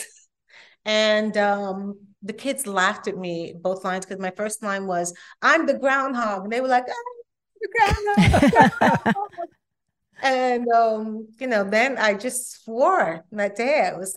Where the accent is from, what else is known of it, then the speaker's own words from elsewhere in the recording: New York, United States; also born or lived in Brooklyn; I was born in New York. Born in Brooklyn, raised in Rockaway Beach